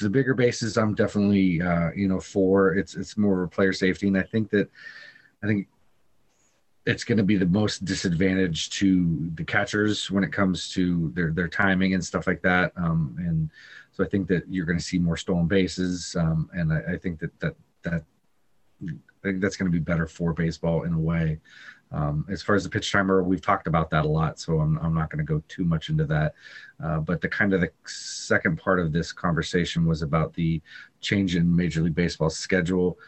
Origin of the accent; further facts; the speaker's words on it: Colorado, United States; I was born in Colorado